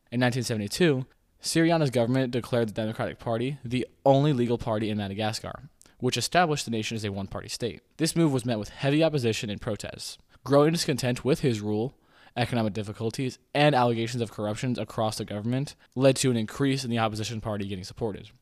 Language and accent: English; United States; I am an American